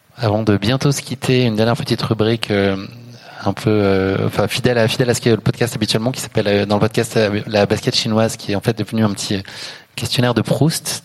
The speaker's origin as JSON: {"language": "French", "town": "Paris", "region": "Île-de-France", "country": "France", "said": "Je suis parisien"}